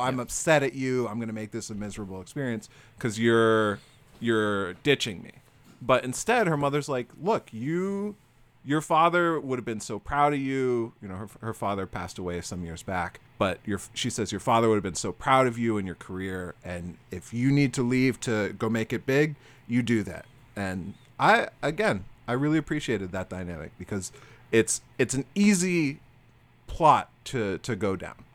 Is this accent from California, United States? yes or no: no; Florida, United States; now in Massachusetts, United States; I'm from Florida